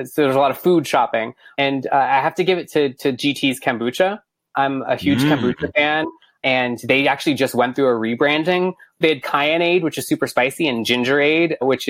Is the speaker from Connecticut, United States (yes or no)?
no; Bellaire, Texas, United States; I grew up in Houston, or a small city inside of Houston called Bel Air.